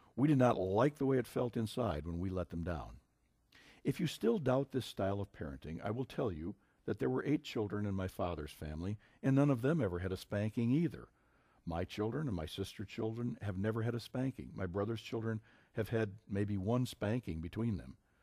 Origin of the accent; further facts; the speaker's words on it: Minnesota, United States; my home state of Minnesota